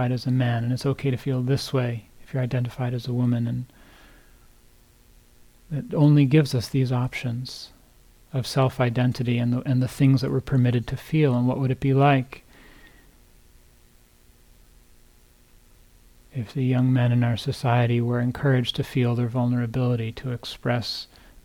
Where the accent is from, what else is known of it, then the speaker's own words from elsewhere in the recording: New Jersey, United States; moved away; I grew up on the East Coast in New Jersey, the suburbs outside of New York